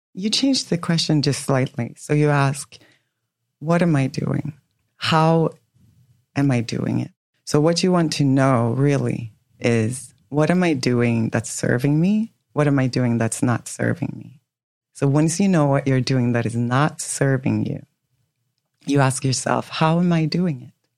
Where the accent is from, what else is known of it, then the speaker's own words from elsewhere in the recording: Sweden; moved away as an adult; also born or lived in New York; now in Miami, United States; born and raised in Sweden. So I was in Sweden until I was 25